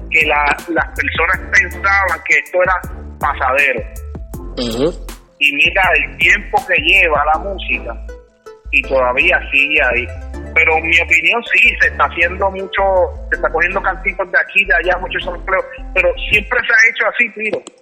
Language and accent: Spanish; Puerto Rico; nosotros los boricuas